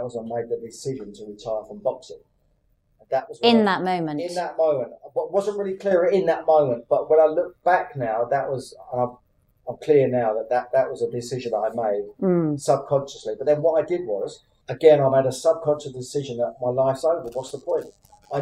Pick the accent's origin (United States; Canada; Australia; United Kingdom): United Kingdom; Luton, East of England; in Luton, my hometown.